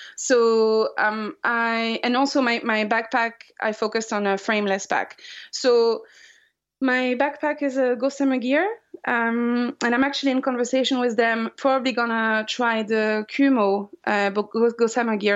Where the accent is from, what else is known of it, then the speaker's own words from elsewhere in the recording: France; moved away; I'm from France